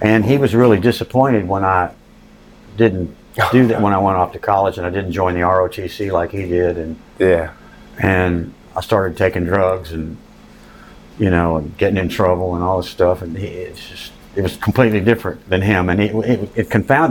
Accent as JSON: {"language": "English", "town": "New Orleans", "region": "Louisiana", "country": "United States", "tie": "born or raised there", "also_born_or_lived": "Oklahoma", "moved": "yes", "lives_now": "Oakdale, United States", "said": "I spent most of my life in New Orleans, but I was born in Oklahoma"}